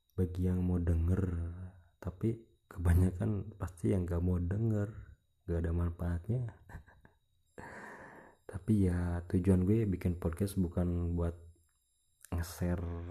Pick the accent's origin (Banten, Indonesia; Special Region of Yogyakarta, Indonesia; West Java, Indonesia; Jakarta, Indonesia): West Java, Indonesia; Ciamis; Gue orang Ciamis Jawa Barat Indonesia